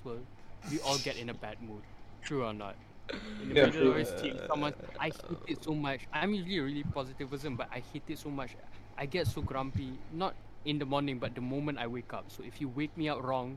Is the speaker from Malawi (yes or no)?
no; Malaysia; we're Malaysian